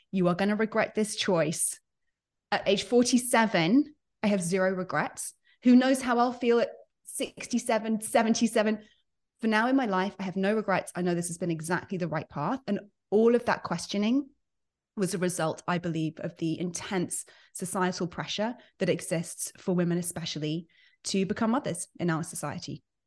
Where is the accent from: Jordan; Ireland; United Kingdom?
United Kingdom; moved away as an adult; now in United States; I'm British by birth. I've been based in the U S for about eleven, twelve years now.